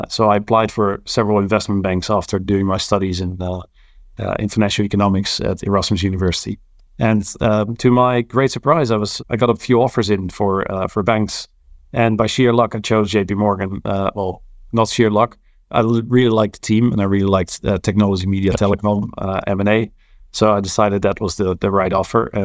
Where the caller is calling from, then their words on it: London, United Kingdom; I'm calling in from London, uh, Hammersmith to be precise.